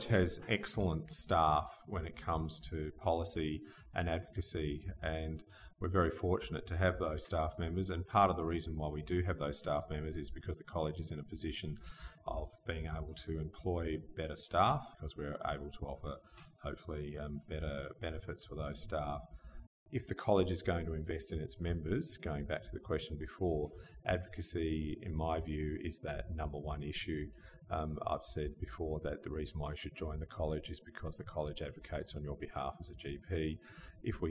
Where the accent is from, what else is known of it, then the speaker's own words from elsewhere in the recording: Australia; moved away as an adult; also born or lived in eastern states of Australia; this is my hometown. This is where I grew up